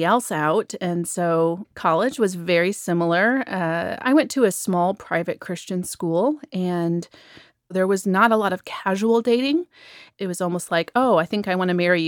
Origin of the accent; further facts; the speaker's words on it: Michigan, United States; moved away as an adult; now in Nashville, United States; I'm originally from Michigan.